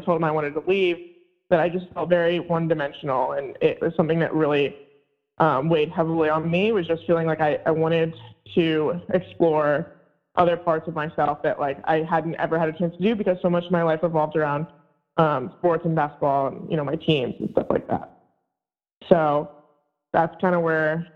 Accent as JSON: {"language": "English", "region": "Virginia", "country": "United States", "also_born_or_lived": "Vermont", "moved": "as an adult", "said": "I'm from Virginia."}